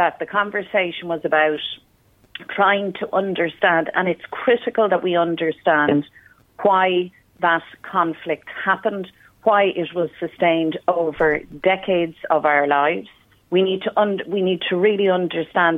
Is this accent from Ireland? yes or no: yes; Dublin, Leinster, Ireland; I was the child growing up in Dublin